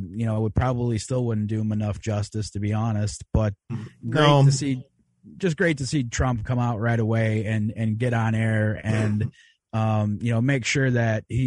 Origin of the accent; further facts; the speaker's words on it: Chicago, Illinois, United States; I'm from Chicago area